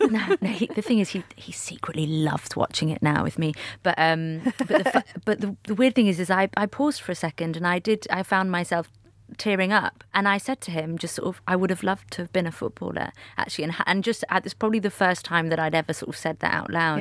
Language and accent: English; Manchester, North West England, United Kingdom; growing up in Manchester